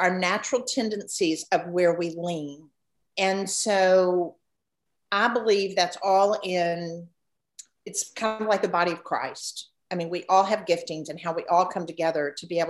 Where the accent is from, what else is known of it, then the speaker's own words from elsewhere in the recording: Memphis, Tennessee, United States; I grew up here in Memphis.